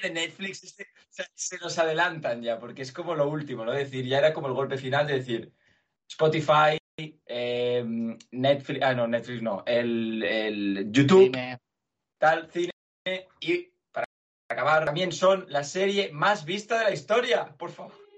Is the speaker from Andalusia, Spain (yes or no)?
no; Barcelona, Catalonia, Spain; also born or lived in Belgium; Yo nací en Bélgica y viví solo trabajando ahí y desde entonces vivo en Barcelona. Durante mis, mis 22 años he vivido aquí, 23